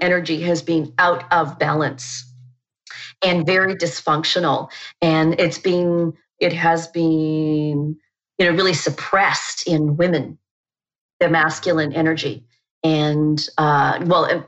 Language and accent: English; Canada; moved away as an adult; also born or lived in New Zealand; I'm from Canada